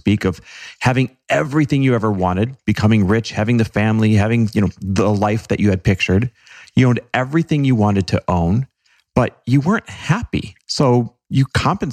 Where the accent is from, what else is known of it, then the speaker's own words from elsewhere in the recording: Wisconsin, United States; Grew up in Wisconsin